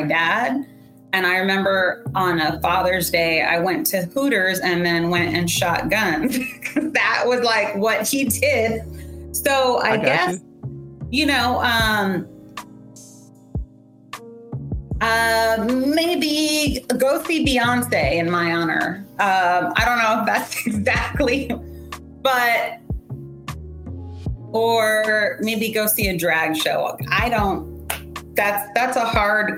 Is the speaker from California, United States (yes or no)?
yes; San Diego, California, United States; also born or lived in Iowa; I was born in Iowa, and then my parents divorced, and my mom and I moved to San Diego when I was, like, 8